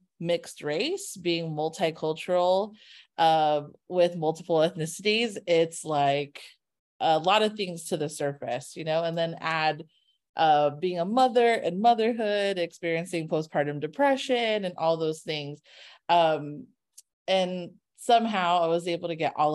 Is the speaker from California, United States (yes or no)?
yes; Carson, California, United States; I'm from Carson